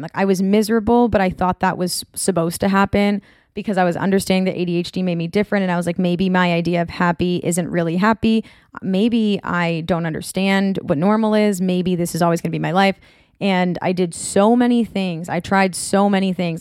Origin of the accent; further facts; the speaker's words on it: North Shore of Massachusetts, United States; moved away as an adult; now in Orange County, United States; I'm from the North Shore of Massachusetts